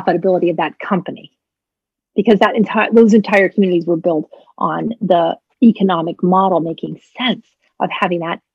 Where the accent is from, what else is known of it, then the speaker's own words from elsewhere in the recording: New England, United States; also born or lived in Maine; I grew up in New England